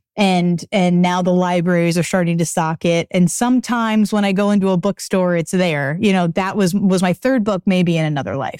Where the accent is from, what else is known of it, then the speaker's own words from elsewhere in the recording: Acton, Massachusetts, United States; moved away as an adult; also born or lived in Boston, United States; now in Los Angeles, United States; I'm from Acton, Massachusetts, which is forty-five minutes outside of Austin, and I grew up there for most of my teenage